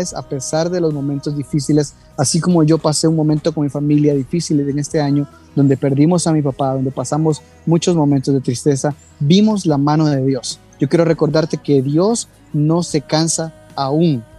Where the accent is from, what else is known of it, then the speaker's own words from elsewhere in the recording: Guatemala; now in New York, United States; yo vivo en Nueva York, soy guatemalteco, vivo en Nueva York, pero ahora precisamente estoy en Guatemala